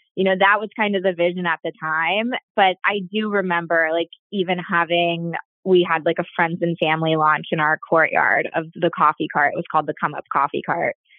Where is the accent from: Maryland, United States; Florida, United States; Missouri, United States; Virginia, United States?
Florida, United States; I grew up in Florida